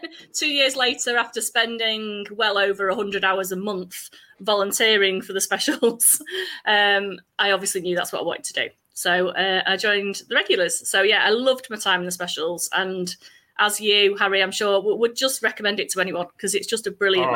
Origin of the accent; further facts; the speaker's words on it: Sale, North West England, United Kingdom; I was born and brought up in Manchester, in Sale.